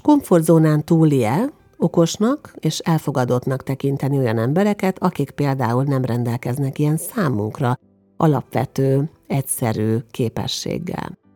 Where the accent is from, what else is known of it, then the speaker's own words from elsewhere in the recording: Hungary; magyarként külföldön